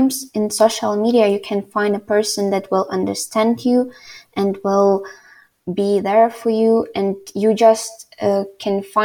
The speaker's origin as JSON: {"language": "English", "town": "Ivano-Frankivsk", "region": "Ivano-Frankivsk Oblast", "country": "Ukraine", "tie": "born or raised there", "said": "I would like to live in my hometown, Ivano-Frankivsk"}